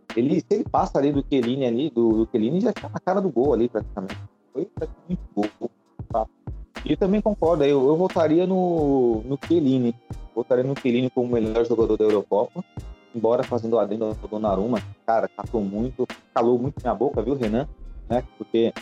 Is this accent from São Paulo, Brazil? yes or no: yes; São Paulo, Brazil; Eu nasci no bairro da Moca